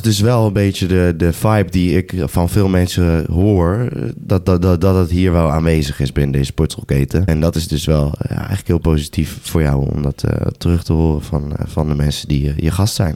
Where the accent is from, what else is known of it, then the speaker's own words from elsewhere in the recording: Apeldoorn, Gelderland, Netherlands; bij ons in Apeldoorn, Mount Olympus, de, de hometown, the place to be